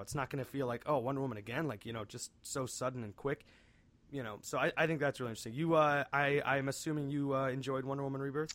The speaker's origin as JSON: {"language": "English", "area": "outside Cleveland", "region": "Northeast Ohio", "country": "United States", "said": "we are from Northeast Ohio, just a bit outside of Cleveland"}